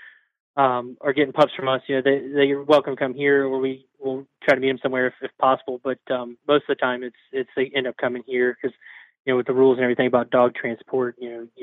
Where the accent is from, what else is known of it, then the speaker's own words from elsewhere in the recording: Virginia, United States; moved away; also born or lived in Northeast US (near PA/NJ/NY border); So I grew up in Virginia, but live in the Northeast now